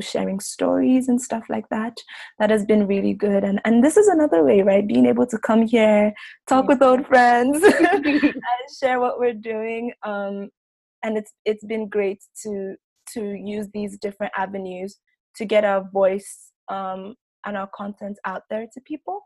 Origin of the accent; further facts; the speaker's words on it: Lagos, Nigeria; moved away as an adult; now in New York, United States; where we grew up in Lagos.